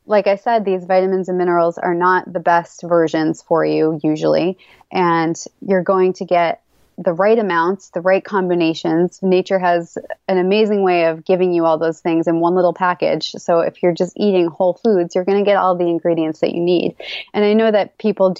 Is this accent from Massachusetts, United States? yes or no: yes; Massachusetts, United States; born and raised in Massachusetts